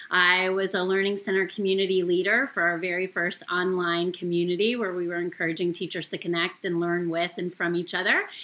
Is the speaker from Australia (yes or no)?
no; Canada; moved away as an adult; now in United States; Okay, well … I am actually a former teacher with our program. So I came from Canada originally in 1999